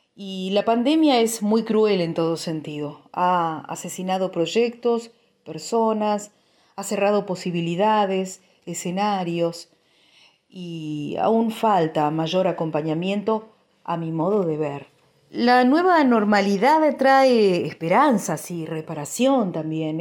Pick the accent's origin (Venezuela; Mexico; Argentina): Argentina; Río Turbio, Santa Cruz; now in Río Gallegos, Argentina; Resido en la ciudad de Río Gallegos, en la provincia de Santa Cruz, soy nacida en Río Turbio